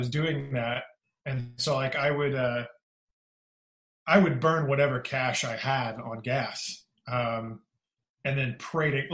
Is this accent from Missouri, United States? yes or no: yes; Kansas City, Missouri, United States; moved away as an adult; also born or lived in Houston, Texas; now in Nashville, United States; I call Kansas City Missouri home